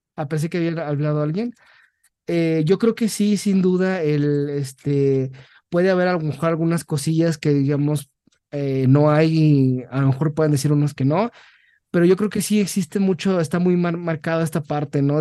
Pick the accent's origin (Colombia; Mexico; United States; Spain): Mexico; siendo mexicano